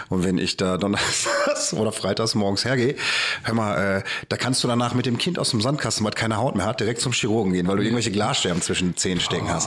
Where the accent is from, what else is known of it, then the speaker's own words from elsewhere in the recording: Bochum, North Rhine-Westphalia, Germany; hier bei uns in Bochum